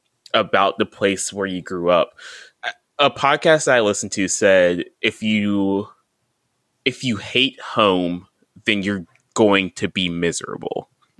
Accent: North Carolina, United States; Like, I am a North Carolinian. I am a Southerner. I am from here and I love it. And I don't know if I could ever leave.

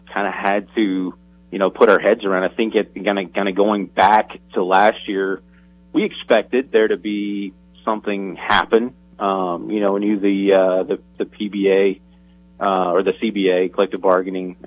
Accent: Tennessee, United States; growing up in the South and in Tennessee

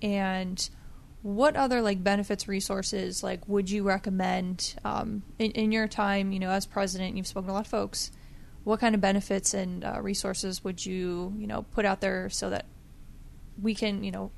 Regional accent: Ohio, United States; So, like, growing up in Ohio and joining the Ohio Guard

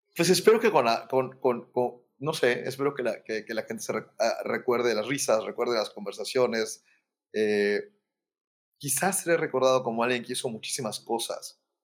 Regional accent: Mérida, Yucatán, Mexico; moved away; also born or lived in Mexico City; yo soy originario de Mérida

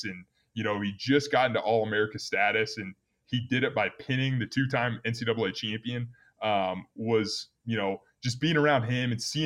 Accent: Omaha, Nebraska, United States; moved away as an adult; now in Wyoming, United States; I grew up in Nebraska

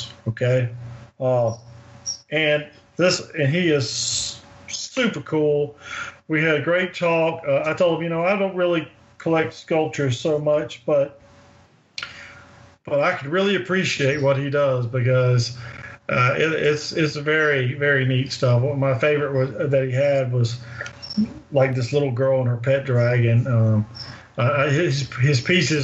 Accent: Winnsboro, Louisiana, United States; also born or lived in Monroe, Louisiana; My hometown is a very small town in Louisiana, about 45 minutes south of there, in Winnsboro

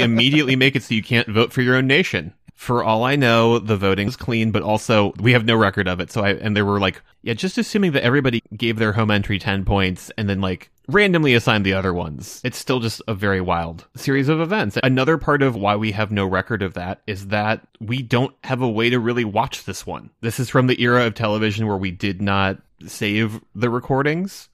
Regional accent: United States; me being an American

